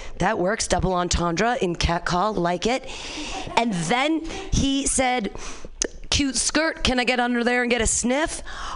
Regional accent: Danville, California, United States; I grew up in Danville here

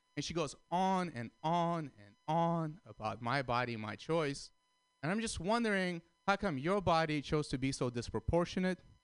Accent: San Francisco, California, United States; I'm from San Francisco

